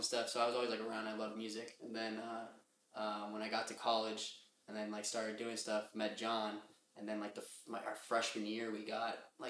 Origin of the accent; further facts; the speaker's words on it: Inland Empire, Southern California, United States; moved away as an adult; now in Chicago, United States; I grew up in Southern California, like Inland